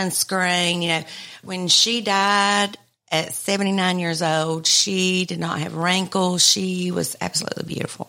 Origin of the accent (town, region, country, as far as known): Albertville, Alabama, United States